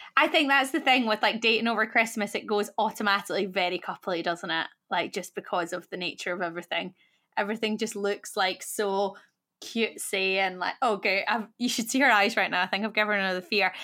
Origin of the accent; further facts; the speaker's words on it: Scotland, United Kingdom; now in London, United Kingdom; I'm Scottish, he's Welsh, we live in London